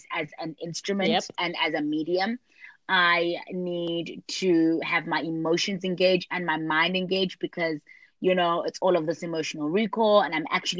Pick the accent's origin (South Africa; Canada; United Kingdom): South Africa; I'm South African. I'm Xhosa